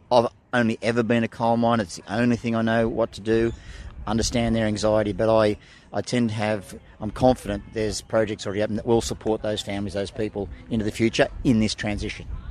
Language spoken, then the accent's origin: English; Illawarra, New South Wales, Australia; I grew up in Illawarra, and as a kid, surfing on those beaches